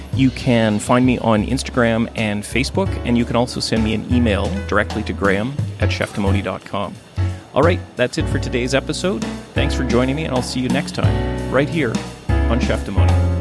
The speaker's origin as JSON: {"language": "English", "town": "Thunder Bay", "region": "Ontario", "country": "Canada", "tie": "born or raised there", "also_born_or_lived": "Vancouver", "moved": "yes", "said": "my hometown, hometown of Thunder Bay, Ontario"}